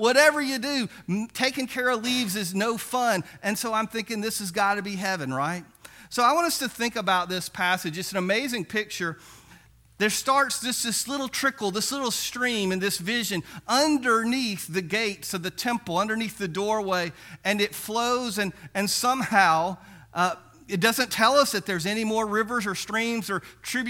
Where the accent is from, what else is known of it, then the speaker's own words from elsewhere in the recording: Biloxi, Mississippi, United States; But one of the things about growing up in Biloxi is that occasionally we could go down, and my older brother would take me down to the beach, and we'd go throw that net for mullet.